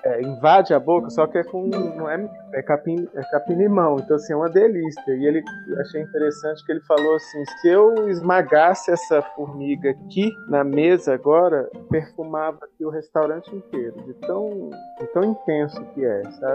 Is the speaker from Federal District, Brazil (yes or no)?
yes; Brasília, Federal District, Brazil; Quando eu era criança aqui em Brasília